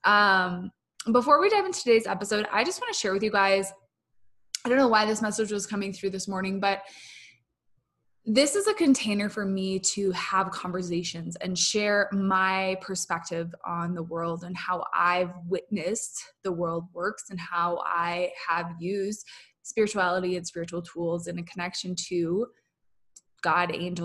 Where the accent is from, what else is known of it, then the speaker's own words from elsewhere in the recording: Minnesota, United States; moved away; I'm from Minnesota originally.